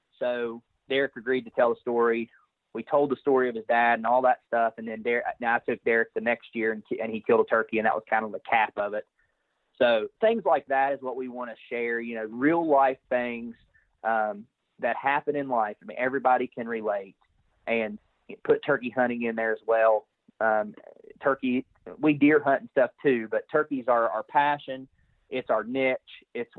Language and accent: English; West Virginia, United States; So I'm from West Virginia, and I'm married to my beautiful wife